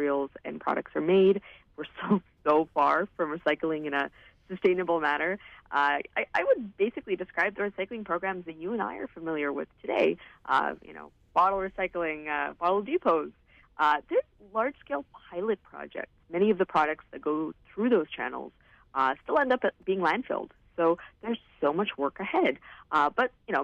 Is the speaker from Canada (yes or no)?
yes; Vancouver, British Columbia, Canada; I'm from Vancouver. I've lived here my whole life